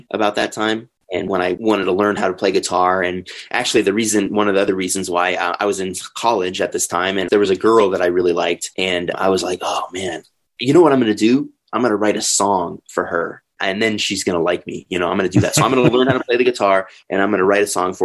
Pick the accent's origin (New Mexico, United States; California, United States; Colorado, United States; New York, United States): Colorado, United States; Denver; also born or lived in Springfield, Illinois; I'm from here. I've been here. Well, actually, I've been here since I was 3 years old.